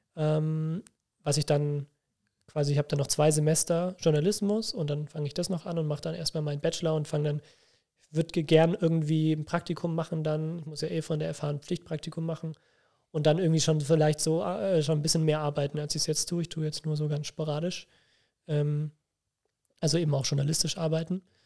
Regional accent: near Nuremberg, Bavaria, Germany; ich komme ja nicht aus Bremen, sondern aus, aus der Nähe von Nürnberg.

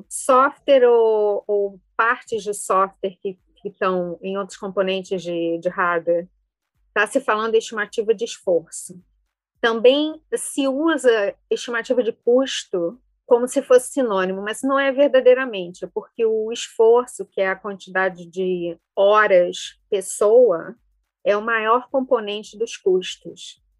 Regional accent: Rio de Janeiro, Brazil; accent: carioca; Eu sou originalmente do Rio, não sei o quanto do, do sotaque carioca ainda vem.

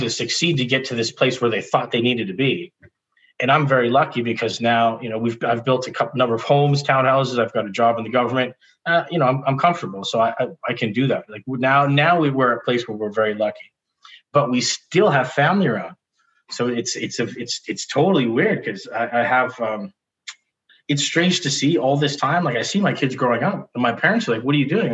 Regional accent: Victoria, British Columbia, Canada; also born or lived in Vancouver; growing up in Victoria, I moved to Vancouver for a bit to go to school

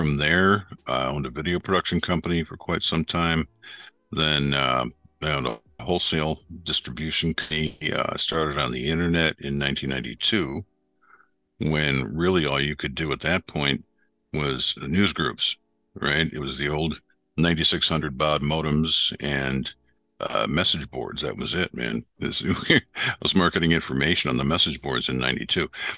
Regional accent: Western New York, United States; moved away as an adult; now in Florida, United States; I grew up in Western New York up near Lake Ontario

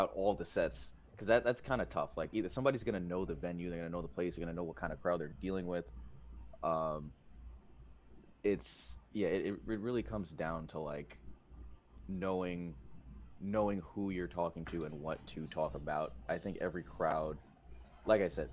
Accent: New York, United States; also born or lived in Long Island; as a New Yorker

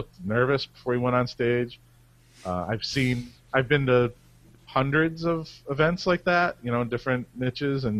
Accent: Cleveland, Ohio, United States; I'm from Cleveland.

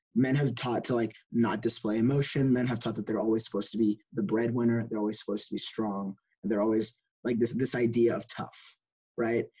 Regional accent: Lubbock, Texas, United States; I was born in Lubbock, and I also grew up in Lubbock with Fawaz

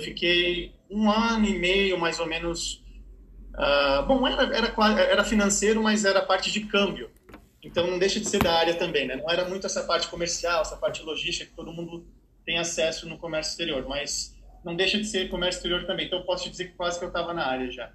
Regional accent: Brazil; also born or lived in Ohio, United States; quando eu voltei para o Brasil

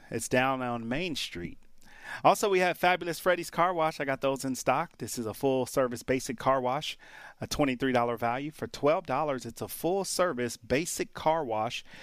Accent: Detroit, Michigan, United States; I grew up in Motown. Mom's, mom and dad used to cook in the kitchen listening to Motown.

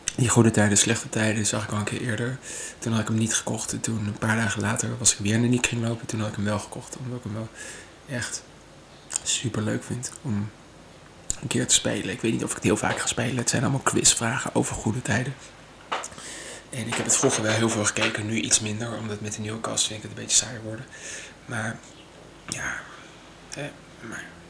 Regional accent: Maastricht, Limburg, Netherlands; moved away as an adult; now in Amsterdam, Netherlands; Ik kom mezelf uit Maastricht. En ja, daar ben ik gewoon eh, geboren.

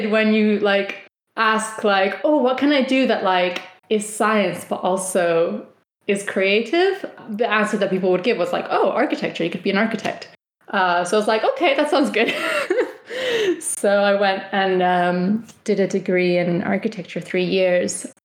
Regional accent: Valencia, Valencian Community, Spain; English is a second language; moved away; only me and my sister who have left Spain, left our little corner of the world. so they're all we're all from Valencia, or like a village close to Valencia.

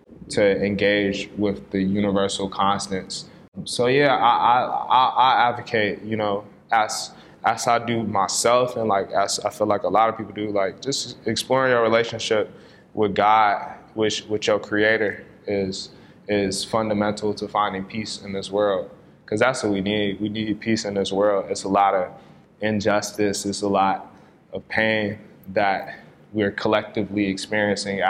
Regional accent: Ghana; now in United States; I'm from Ghana, too

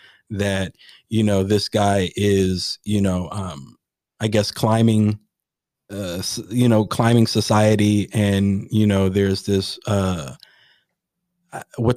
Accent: United States; as an American

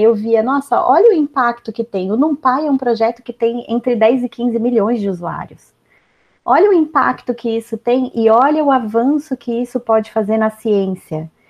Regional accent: Brazil; moved away as an adult; also born or lived in Belgium; eu era brasileira

